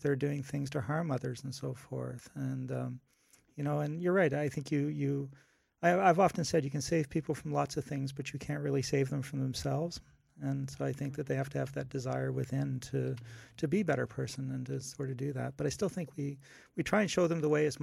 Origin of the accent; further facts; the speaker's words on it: Canada; now in Los Angeles, United States; I'm Canadian as opposed to American